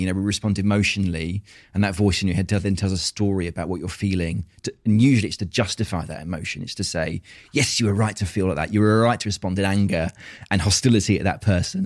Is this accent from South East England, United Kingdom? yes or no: yes; Tunbridge Wells, South East England, United Kingdom; also born or lived in Australia; I was brought up in Tunbridge Wells in Kent